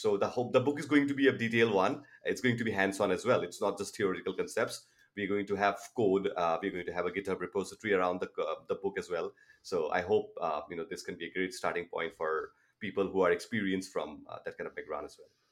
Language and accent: English; Toronto, Ontario, Canada; I'm from Toronto, Canada